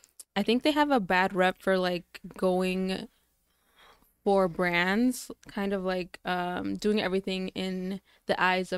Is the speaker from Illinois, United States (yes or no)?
yes; Chicago, Illinois, United States; I grew up in Archer Heights, right on Pulaski and Archer.